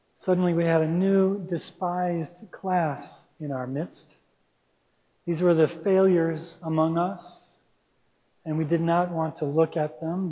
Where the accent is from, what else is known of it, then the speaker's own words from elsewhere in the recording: Minneapolis, Minnesota, United States; also born or lived in Santa Rosa, California; now in Mill Valley, United States; I grew up in Minneapolis, Minnesota